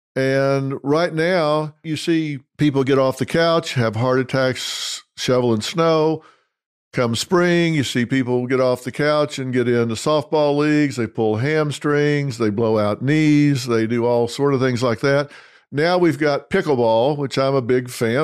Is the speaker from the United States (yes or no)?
yes; Dallas, Texas, United States; Parker University College of chiropractic in my hometown, Dallas, Texas.